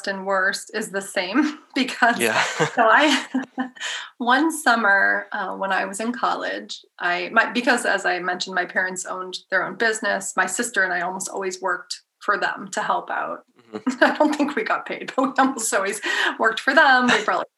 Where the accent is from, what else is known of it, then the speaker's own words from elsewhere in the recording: New Hampshire, United States; I'm from New Hampshire